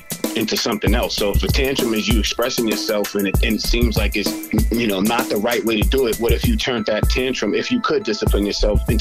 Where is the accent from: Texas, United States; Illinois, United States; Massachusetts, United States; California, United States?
Massachusetts, United States; Boston; I'm from right here in Boston, Mass. I grew up in, I was born into Hyde Park. And then I kind of moved around the city. I moved to Dorchester. Then I finally settled into Roxbury for my late teens, early 20s